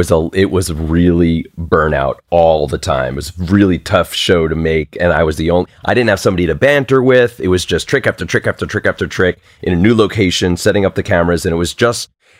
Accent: New York, United States; accent: Long Island accent; And when I grew up in Long Island, it was Carbonaro.

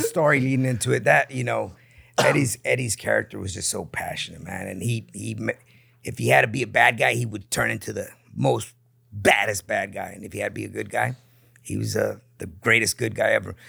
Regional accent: Tijuana, Baja California, Mexico; also born or lived in San Diego; grew up in Tijuana.

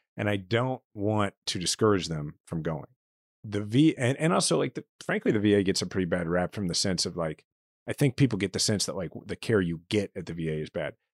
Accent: Kansas City, Missouri, United States; moved away as an adult; my hometown where I'm a fifth generation Kansas City

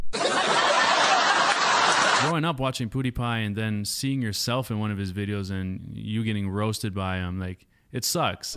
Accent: Woodbridge, Ontario, Canada; moved away; it's called Woodbridge, Ontario

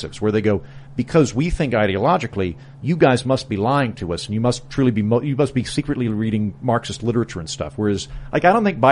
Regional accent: Oklahoma, United States; moved away; also born or lived in New York; I'm from Oklahoma and I have all these conservative friends

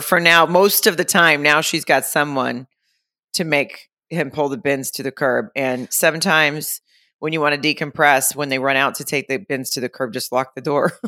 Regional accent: Arkansas, United States; moved away; my hometown in Arkansas

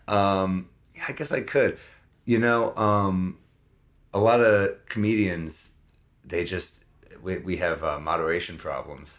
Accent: New York City, New York, United States; I'm thirty-two. I'm from New York City. Uh, currently residing on the Upper West Side

